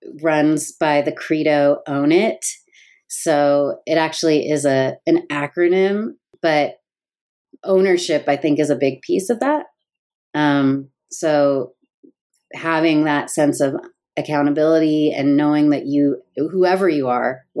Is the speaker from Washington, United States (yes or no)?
yes; Seattle, Washington, United States; also born or lived in New York / San Francisco; now in Los Angeles, United States; I live in Los Angeles. I'm from Seattle. Lived in New York and San Francisco.